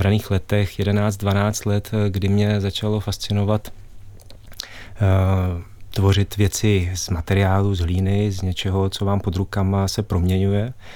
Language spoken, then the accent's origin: Czech; Karlovy Vary area, Karlovy Vary Region, Czechia; jsem eh, se narodil na Karlovarsku a pocházím vlastně z oblasti